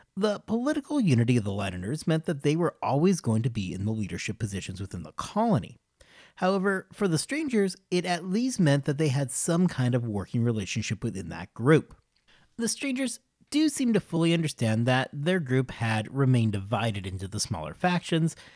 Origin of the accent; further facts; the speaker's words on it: United States; those of us growing up in the United States